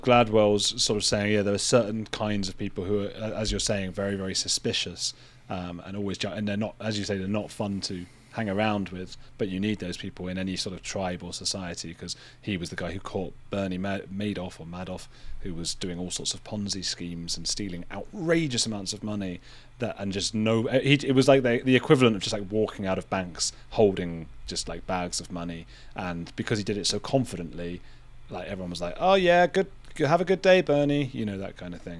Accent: United Kingdom; being British

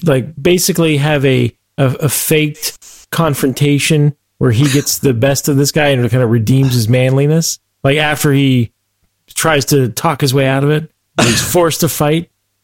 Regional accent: Pennsylvania, United States; moved away; I'm always a Pennsylvanian. I don't live in Pennsylvania anymore.

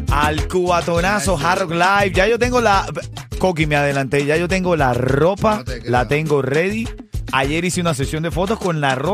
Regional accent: Cuba; Yo soy de Paloma, papá. A mí me criaron con palomas, muchas palomas en Cuba

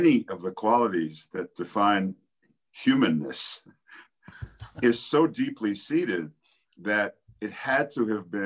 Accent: New York City, New York, United States; I grew up in New York City

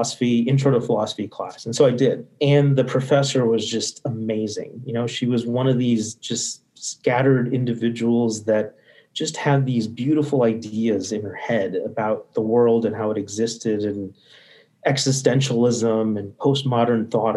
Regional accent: Midwest, United States; first language English; also born or lived in India; I was born in India. English was my first language, and my parents knew that they would eventually move to the U.S. And so they were prepping for this. Grew up in the Midwest

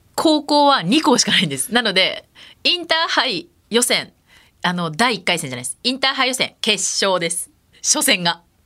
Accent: Iwate, Japan; moved away; also born or lived in Kansai (Tenri University); 私の出身が岩手県岩手町そこホッケーの町って呼ばれていたので生まれた環境がホッケーの町でホッケーが盛んな町だったっていうのが

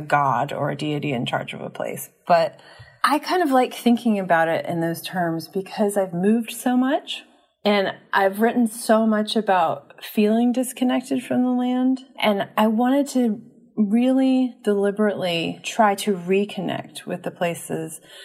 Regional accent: New Orleans, Louisiana, United States; moved away; also born or lived in Pittsburgh; I was really fortunate to grow up there

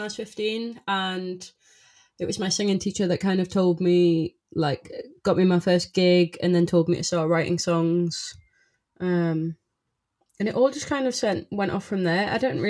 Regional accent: South Shields, North East England, United Kingdom; South Shields, but it's right next to Newcastle.

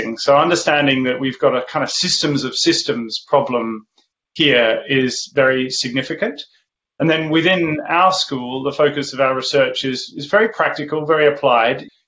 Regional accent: Australia; now in Oxford, United Kingdom; I grew up in the Australian outback

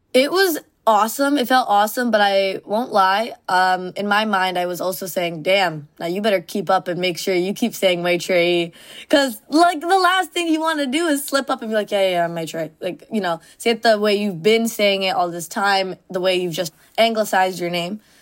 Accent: Mississauga, Ontario, Canada; moved away as an adult; first time ever leaving my suburb of Mississauga

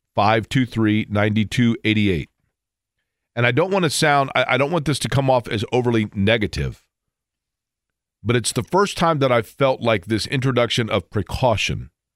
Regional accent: Indiana, United States; I grew up in Bob Knights, Indiana

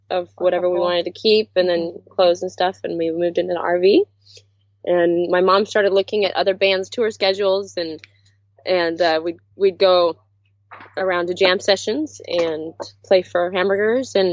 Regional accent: Palmer, Alaska, United States; moved away; we grew up in Palmer, Alaska, and there are seven kids in our family

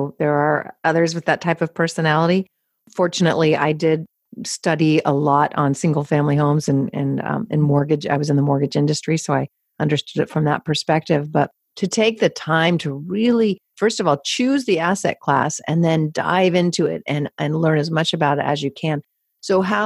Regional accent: San Francisco, California, United States; I'm born and raised in San Francisco

